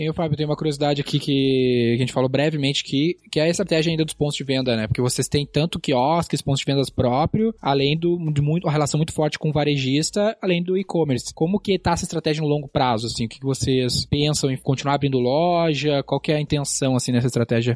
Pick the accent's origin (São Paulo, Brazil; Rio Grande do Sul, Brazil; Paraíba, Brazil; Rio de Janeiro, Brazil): Rio Grande do Sul, Brazil; Gaúcho; a gente é gaúcho